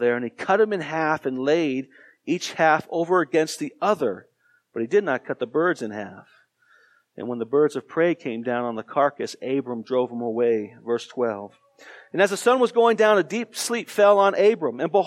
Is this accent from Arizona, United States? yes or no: yes; Tucson, Arizona, United States; I grew up in Tucson, Arizona